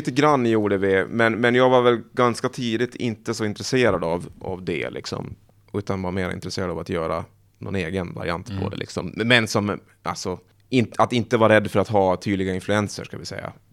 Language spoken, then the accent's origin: Swedish; Åland, Finland; Jag kommer från Åland, ja. Precis.